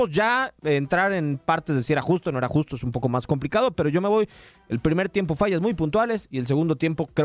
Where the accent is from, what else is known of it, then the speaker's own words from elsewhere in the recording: Mexico; como mexicanos